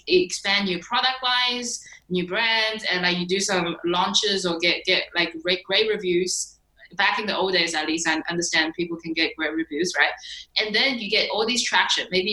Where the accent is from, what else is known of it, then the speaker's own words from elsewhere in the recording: China; I was born in China. And like growing up was a freaking struggle.